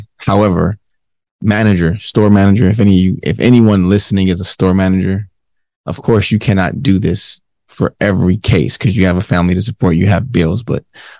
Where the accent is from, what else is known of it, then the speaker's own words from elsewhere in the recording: Detroit, Michigan, United States; I'm from 7 miles